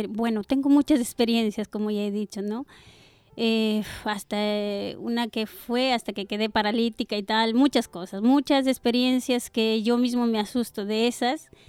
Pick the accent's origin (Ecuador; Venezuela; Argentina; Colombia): Ecuador; now in Spain; Bueno, llevo muchos años aquí, eh, soy de Ecuador.